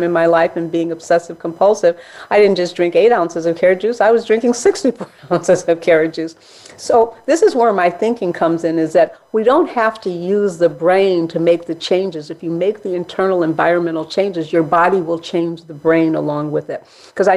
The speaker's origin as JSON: {"language": "English", "town": "Chicago", "region": "Illinois", "country": "United States", "tie": "born or raised there", "said": "I grew up in Hyde Park, Chicago, which is a mixed area"}